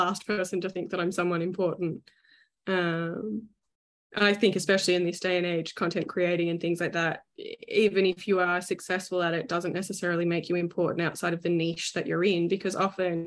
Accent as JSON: {"language": "English", "town": "Melbourne", "region": "Victoria", "country": "Australia"}